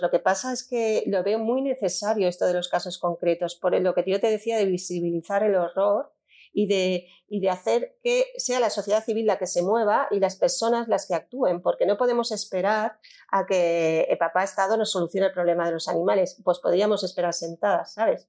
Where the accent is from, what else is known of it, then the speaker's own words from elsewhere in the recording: Valencian Community, Spain; yo soy valenciana